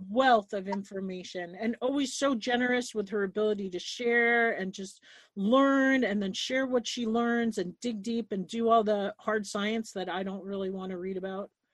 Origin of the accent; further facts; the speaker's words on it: Long Island, New York, United States; moved away as an adult; also born or lived in New Jersey; now in Montana, United States; I grew up on Long Island